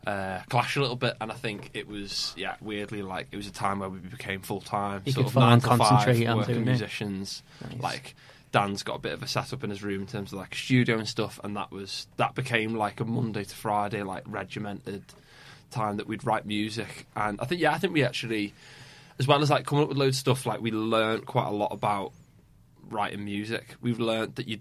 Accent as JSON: {"language": "English", "town": "Formby", "region": "North West England", "country": "United Kingdom", "tie": "born or raised there", "said": "I'm originally from Formby"}